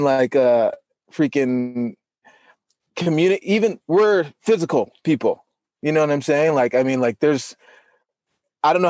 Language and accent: English; Salt Lake City, Utah, United States; I'm from Utah, Salt Lake City, Utah